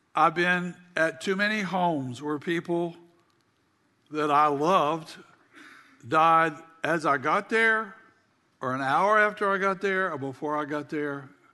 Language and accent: English; South Carolina, United States; we had a small farm growing up in South Carolina